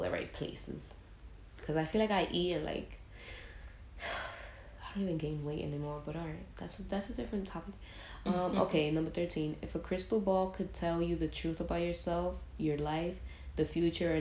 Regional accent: New York City, New York, United States; I was born in the Bronx, where you already know you're... then I was raised also in the Bronx.

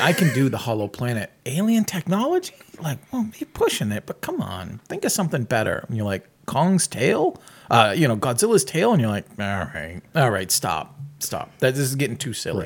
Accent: New England, United States; I grew up in New England

